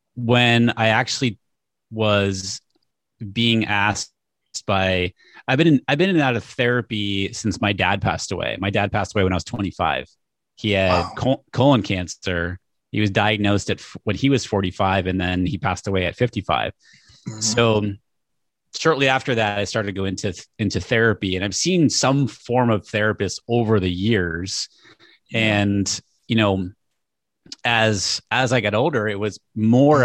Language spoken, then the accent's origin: English; New Hampshire, United States; I grew up in New Hampshire